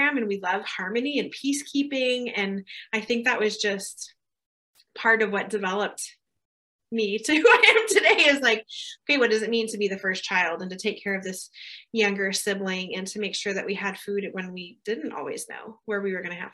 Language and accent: English; Southern California, United States; moved away as an adult; also born or lived in Germany; now in California, United States; I was born in Southern California on a military base to young parents